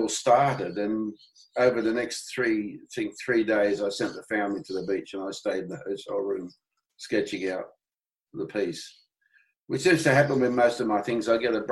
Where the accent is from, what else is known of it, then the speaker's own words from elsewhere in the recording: England, United Kingdom; now in Australia; I'm an Englishman by birth